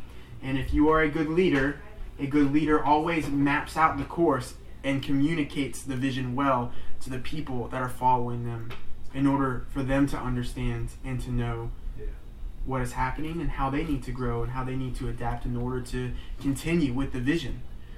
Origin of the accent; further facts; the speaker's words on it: United States; just because I guess we're American and it's been instilled in me to make fun of the French by my father